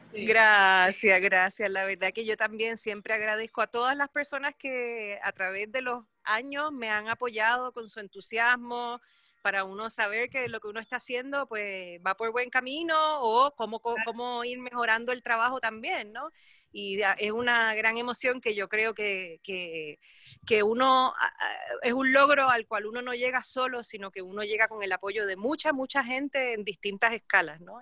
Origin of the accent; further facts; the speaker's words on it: Puerto Rico; also born or lived in Germany; now in Santiago, Chile; soy puertorriqueña, vivo en Chile, en Santiago de Chile, hace ya casi ocho años. Antes de eso estuve viviendo en Alemania nueve años, así que llevo 17 años fuera de mi islita de Puerto Rico